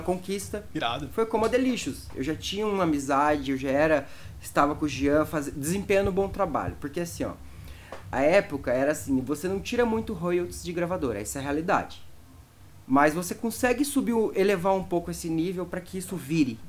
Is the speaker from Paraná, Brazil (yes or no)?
yes; Cascavel, Paraná, Brazil; por causa da minha região. Lá em Cascavel, a galera era do Psytrance